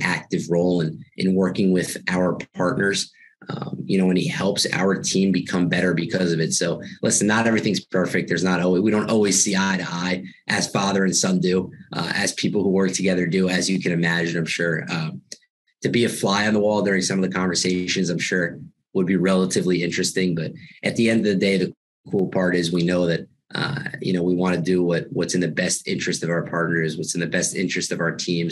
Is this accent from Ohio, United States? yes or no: no; Long Island, New York, United States; moved away; I'm from New York, so I went to a relatively big high school in Long Island, New York